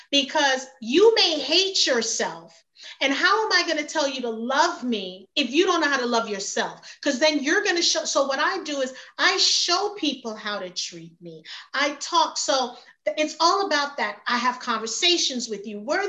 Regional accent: New York City, New York, United States; moved away as an adult; also born or lived in Jamaica; now in Georgia, United States; I was raised in Brooklyn, New York.

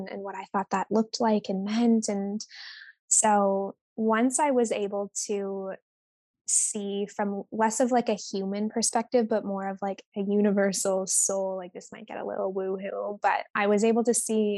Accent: Vancouver Island, British Columbia, Canada; moved away as an adult; now in Bali, Indonesia; I am Canadian at heart. I grew up on Vancouver Island.

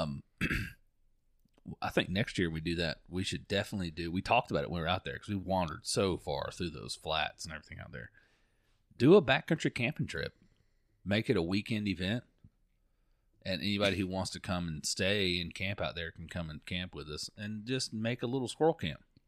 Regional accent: Florida, United States; I'm from Florida

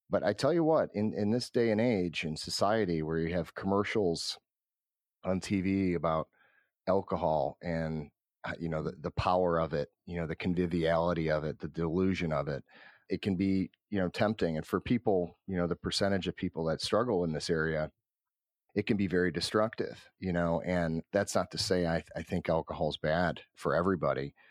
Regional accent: Cleveland, Ohio, United States; born and raised in Cleveland, Ohio

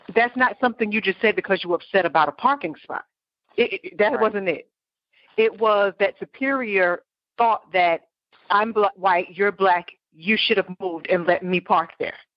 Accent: New York, United States; now in Florida, United States; growing up in New York

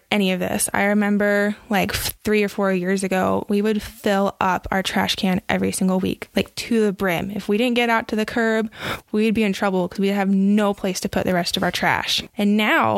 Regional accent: Austin, Texas, United States; moved away as an adult; now in Utah, United States; growing up in Austin and having the parents and the background that I had

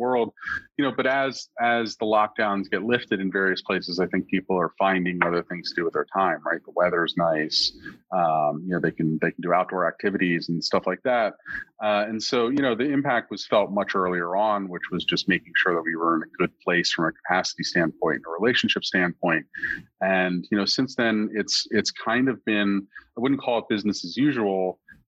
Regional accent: United States; also born or lived in New Jersey; I'm technically from the Northeast Philadelphia suburbs

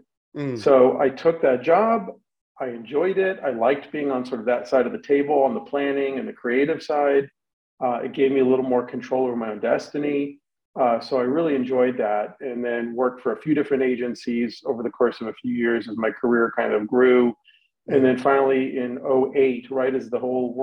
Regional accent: Los Angeles, California, United States; I grew up in Los Angeles, which is a very media heavy town

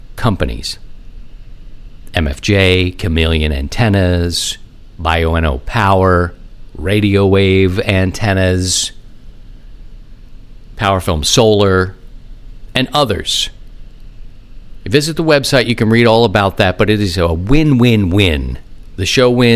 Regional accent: Baltimore, Maryland, United States; moved away as an adult; also born or lived in Philadelphia; now in St. Louis, United States; I grew up in Baltimore

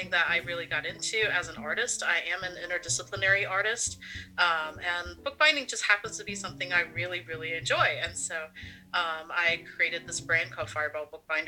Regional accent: South Carolina, United States; moved away as an adult; now in Maine, United States; Ethnically, I'm actually Cantonese Chinese, and I'm from the South. I'm from South Carolina. I ended up here in Maine.

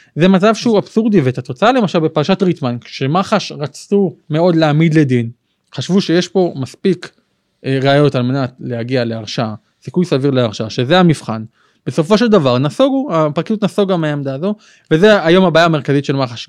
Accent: Ashkelon, Southern District, Israel; now in Modi'in, Israel; אני גדלתי בבית אה, של הציונות הדתית, כיפה סרוגה קלאסית, אה, באשקלון

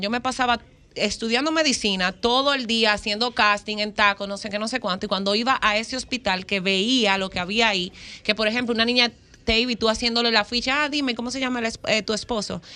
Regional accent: Higüey, La Altagracia, Dominican Republic; yo nací, fui criada, nacida en Higüey

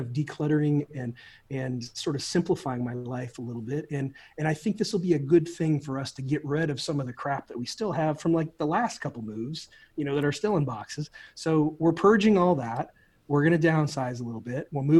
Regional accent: outside of Peoria, Illinois, United States; moved away as an adult; now in Orlando, United States; I grew up outside of Peoria, Illinois, kind of a working class neighborhood.

